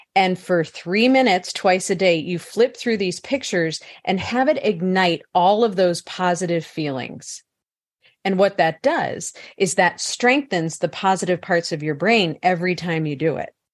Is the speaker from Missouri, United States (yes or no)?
yes; St. Louis, Missouri, United States; I was born in St. Louis, Missouri, in the Midwest